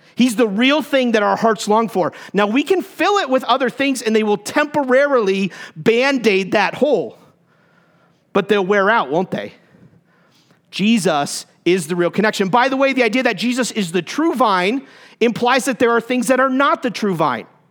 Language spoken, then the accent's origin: English; Concord, New Hampshire, United States; moved away as an adult; I grew up in New Hampshire. That's my excuse, okay? That's, that's my home from where I, that's where I grew up, 0 to 18. Concord, New Hampshire